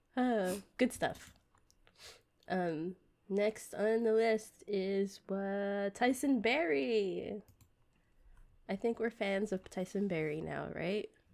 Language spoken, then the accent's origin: English; United States; growing up in the States